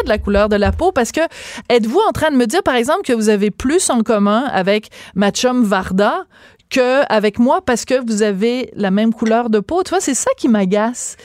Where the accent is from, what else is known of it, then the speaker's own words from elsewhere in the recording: Quebec, Canada; on est tous des Québécois